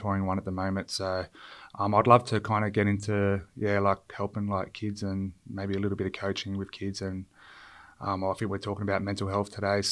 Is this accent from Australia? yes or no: yes; Illawarra, New South Wales, Australia; moved away as an adult; also born or lived in Townsville / Sydney; where I grew up down in Illawarra